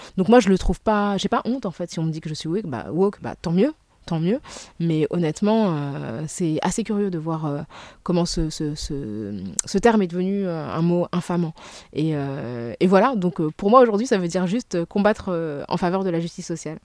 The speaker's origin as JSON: {"language": "French", "country": "Senegal", "said": "du Sénégal, qui est mon pays d'origine"}